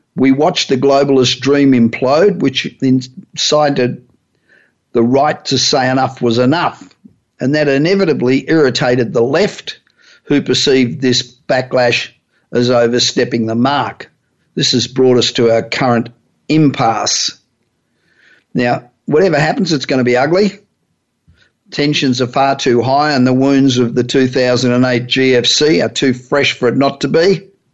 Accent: Australia; accent: Australian; moved away as an adult; now in Los Angeles, United States; Although my accent still sounds like I'm Australian

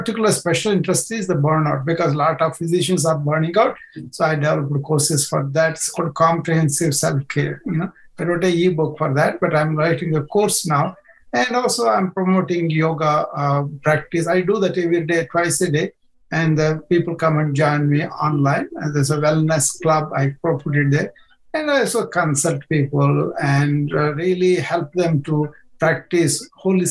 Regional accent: India; moved away as an adult; now in United States; I was born in India

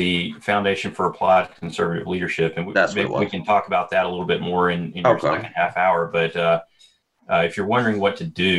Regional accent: South Carolina, United States; I'm from South Carolina.

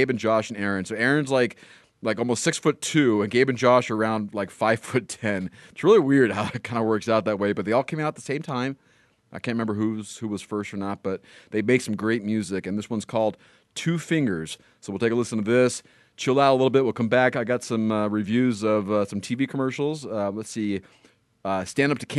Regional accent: Northridge, California, United States; my hometown, Northridge, California

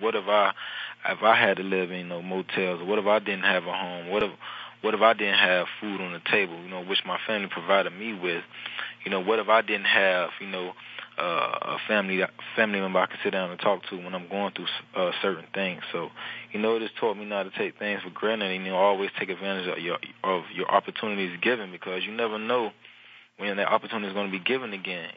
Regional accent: Miami, Florida, United States; born or raised there; moved away as an adult; now in New Orleans, United States

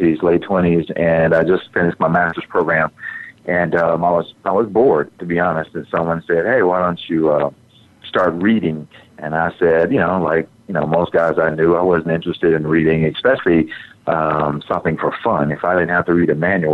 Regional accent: Texas, United States; in Texas, I'm a Southerner

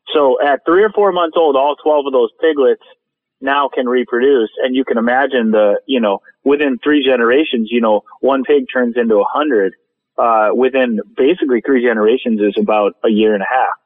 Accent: Minnesota, United States; moved away; growing up in Minnesota

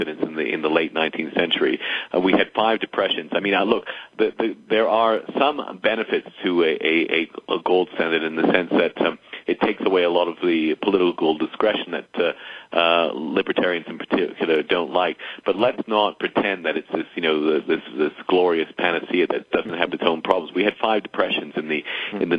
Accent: Canada; now in United States; I'm Canadian

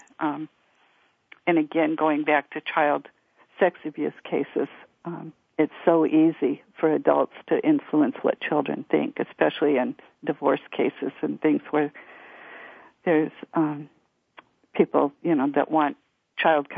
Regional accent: United States; reservation is my hometown, which was an Indian reservation

